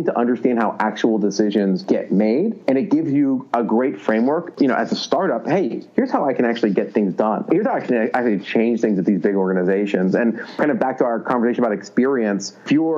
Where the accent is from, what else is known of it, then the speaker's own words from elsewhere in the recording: Philadelphia, Pennsylvania, United States; now in Silicon Valley, United States; I'm from Philadelphia